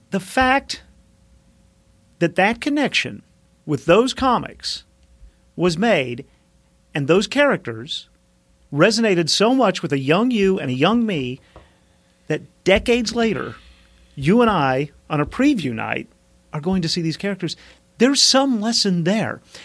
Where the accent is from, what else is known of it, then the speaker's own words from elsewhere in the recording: Mountain Home, Arkansas, United States; accent: southern; I grew up in the South